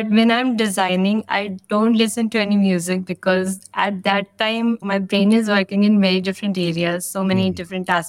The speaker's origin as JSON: {"language": "English", "town": "New Delhi", "region": "Delhi", "country": "India", "said": "I'm from New Delhi, India."}